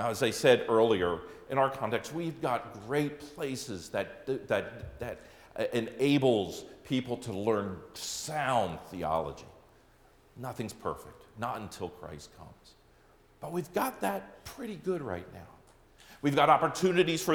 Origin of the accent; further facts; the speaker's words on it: Lancaster County, Pennsylvania, United States; now in Wisconsin, United States; I grew up in Lancaster County, Pennsylvania, home of the Amish and Mennonite